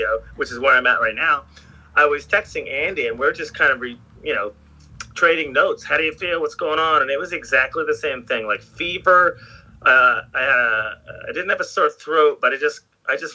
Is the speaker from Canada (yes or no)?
yes; Sarnia, Ontario, Canada; moved away as an adult; now in California, United States; I grew up in like a small town called Sarnia, Ontario